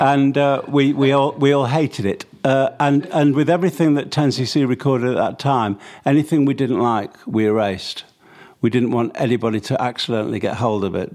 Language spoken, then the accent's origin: English; Manchester, North West England, United Kingdom; growing up in Manchester, sort of during my early teens